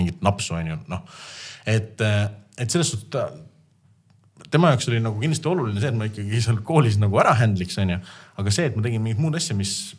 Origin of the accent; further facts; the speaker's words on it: Estonia; me oleme eestlased